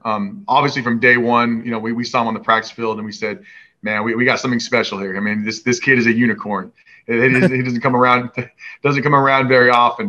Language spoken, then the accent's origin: English; Washington, United States; i grew up in Washington